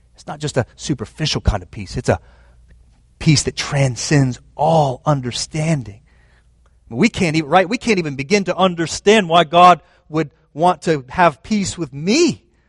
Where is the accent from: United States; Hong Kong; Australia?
United States; I was raised in America